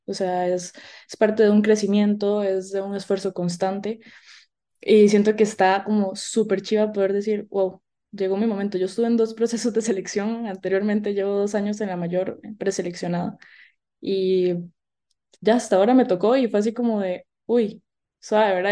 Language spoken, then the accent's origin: Spanish; Naranjo, Alajuela, Costa Rica; venimos de Naranjo, ¿verdad? Un pueblito allá, allá